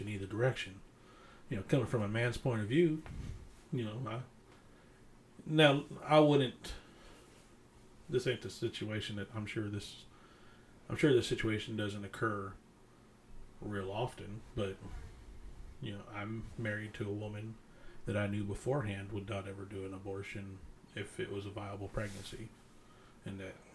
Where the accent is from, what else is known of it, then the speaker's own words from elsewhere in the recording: the Bible Belt, United States; growing up in the Bible Belt